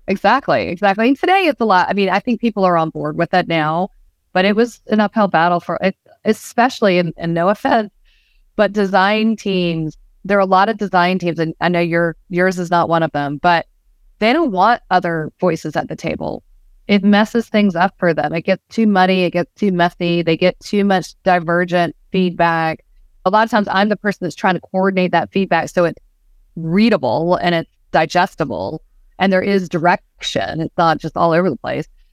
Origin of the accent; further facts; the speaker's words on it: Georgia, United States; I grew up in the South